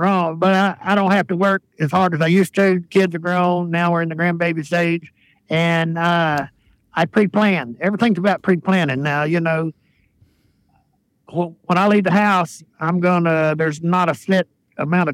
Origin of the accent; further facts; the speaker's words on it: United States; also born or lived in Texas / Louisiana; growing up in Texas, Louisiana